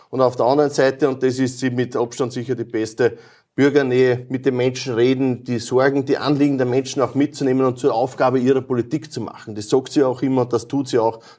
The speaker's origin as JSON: {"language": "German", "region": "Lower Austria", "country": "Austria", "said": "weil es einfach eh bei uns im Mostviertel, wenn es wieder passt, am schönsten ist. Deswegen war ich bei mir daheim"}